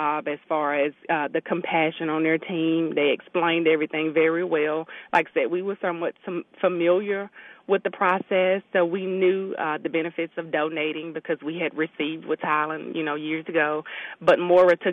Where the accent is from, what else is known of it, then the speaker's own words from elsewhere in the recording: Memphis, Tennessee, United States; now in Mississippi, United States; We're from Memphis